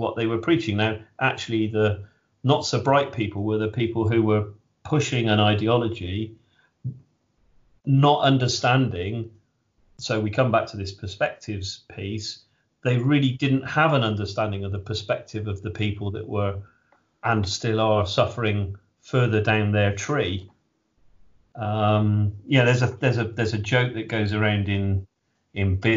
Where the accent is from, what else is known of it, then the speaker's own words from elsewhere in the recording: England, United Kingdom; I'm English and not American